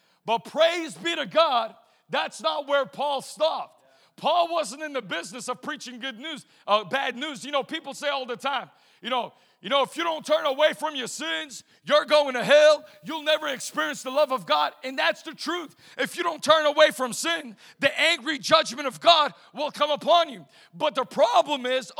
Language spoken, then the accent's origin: English; right outside of Boston, Massachusetts, United States; I was raised right outside of Boston, Massachusetts.